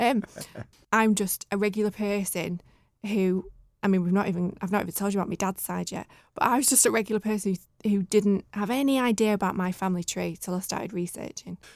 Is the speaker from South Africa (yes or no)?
no; Bramhall, North West England, United Kingdom; also born or lived in Gatley / Stockport; I was born in Stockport in nineteen eighty-one. Well, I say Stockport. I was, I was born at Stepping Hill Hospital, but when we were younger, we lived in Gatley. And then from there, my mum and dad worked really, really hard and then got us a little house in, in Bramall